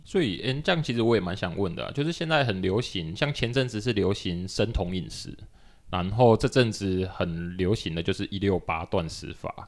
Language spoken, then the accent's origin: Chinese; Tainan, Taiwan; now in Taipei, Taiwan; 小时候在台南喝饮料也都是全糖